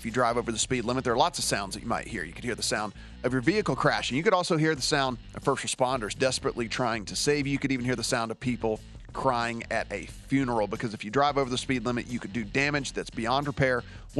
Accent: Louisiana, United States; Everyone knows I'm from Louisiana

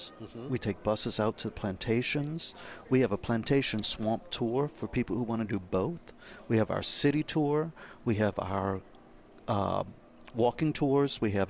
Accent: New Orleans, Louisiana, United States; It's always fun watching my hometown grow around me. When you think of a city that's 300 years old

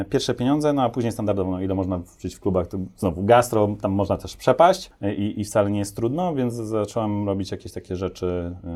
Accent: Topolówka, Lublin Voivodeship, Poland; Ja jestem z Topolówki

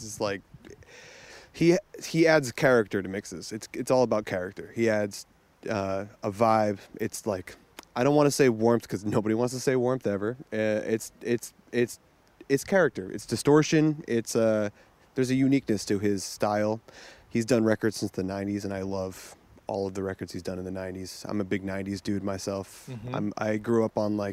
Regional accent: New Jersey, United States; moved away as an adult; now in Brooklyn, United States; I was born and raised in New Jersey. But, yeah, I work in Brooklyn.

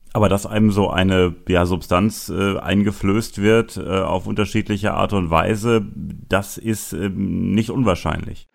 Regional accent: Münster, North Rhine-Westphalia, Germany; Du bist ja gebürtiger Münsteraner wie ich

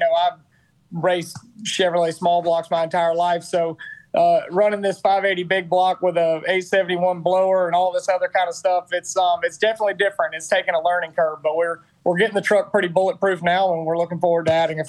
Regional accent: United States; I'm an American

